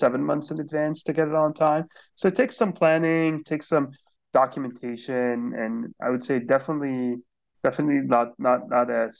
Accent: Beirut, Beirut Governorate, Lebanon; moved away as an adult; now in United States; I was born and raised in Beirut, Lebanon

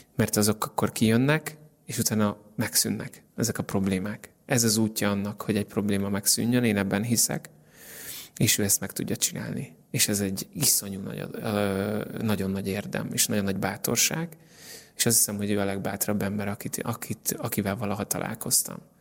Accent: Hungary; now in Budapest, Hungary; magyar vagyok

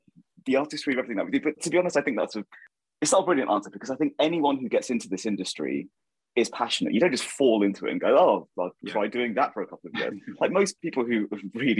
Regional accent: Milton Keynes, South East England, United Kingdom; also born or lived in Northampton; So I was born in Northampton and grew up in Milton Keynes

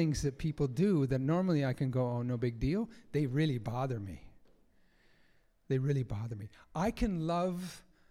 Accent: United States; I grew up in America

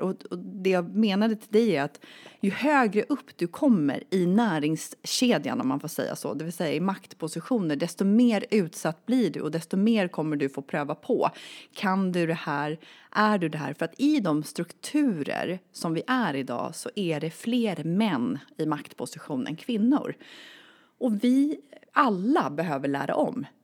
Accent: Sweden; jag är född och uppvuxen i Sverige

